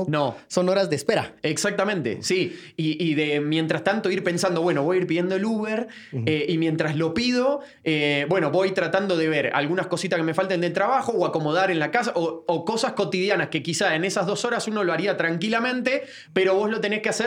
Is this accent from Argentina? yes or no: yes; Buenos Aires, Argentina; moved away as an adult; now in Guatemala City, Guatemala; Yo soy de Floresta, exactamente.